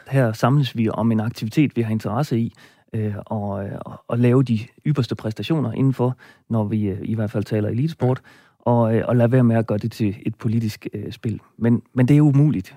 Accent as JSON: {"language": "Danish", "town": "Roslev", "region": "North Denmark Region", "country": "Denmark", "tie": "born or raised there", "said": "i min hjemby Roslev"}